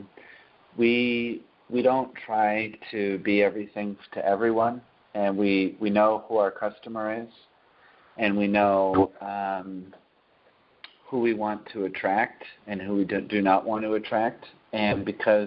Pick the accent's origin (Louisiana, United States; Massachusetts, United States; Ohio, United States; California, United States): Massachusetts, United States; Taunton; I grew up in Taunton, Massachusetts